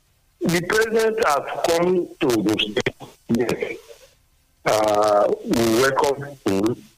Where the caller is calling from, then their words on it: Sango, Ogun State, Nigeria; I'm calling from Sango.